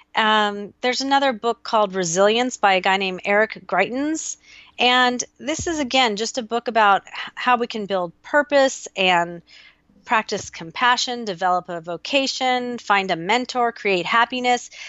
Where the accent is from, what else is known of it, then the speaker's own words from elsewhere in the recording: Newport Beach, California, United States; moved away as an adult; also born or lived in Austin, Texas; here in Newport, which felt so weird to have to find friends in the place that I grew up